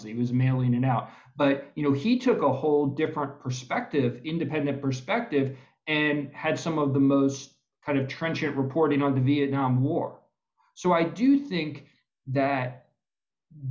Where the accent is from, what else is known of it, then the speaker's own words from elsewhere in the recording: Maryland, United States; my home state of Maryland